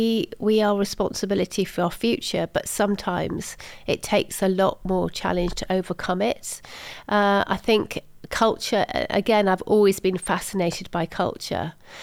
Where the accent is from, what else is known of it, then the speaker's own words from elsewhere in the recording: Salisbury, South West England, United Kingdom; also born or lived in Germany; in Salisbury in Wiltshire. So that's kind of where I sort of feel I'm from.